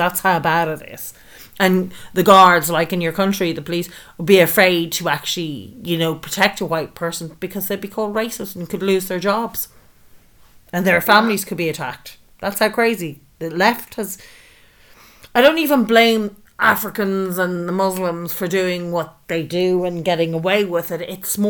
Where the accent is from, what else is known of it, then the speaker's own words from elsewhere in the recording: Ireland; So this is where we are, particularly in Ireland.